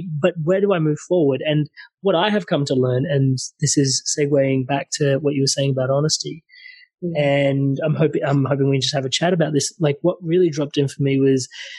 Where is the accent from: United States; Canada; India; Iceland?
India; I'm Indian